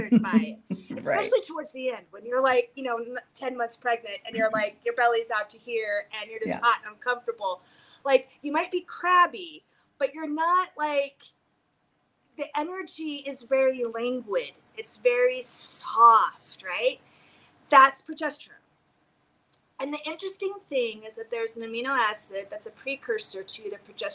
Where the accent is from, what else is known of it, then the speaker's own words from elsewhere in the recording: United States; we are conditioned as American women